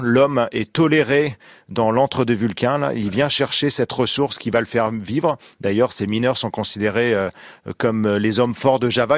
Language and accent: French; Normandy, France; chez moi en Normandie